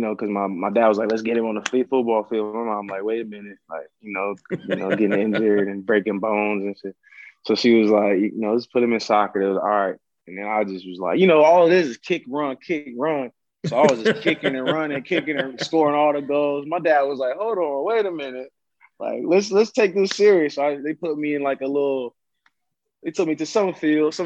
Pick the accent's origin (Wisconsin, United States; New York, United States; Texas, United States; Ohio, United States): Ohio, United States; Columbus; also born or lived in Westerville, Ohio; now in Montreal, Canada; I grew up in Columbus, Ohio, and then I ended up moving to Westerville probably like my junior year in high school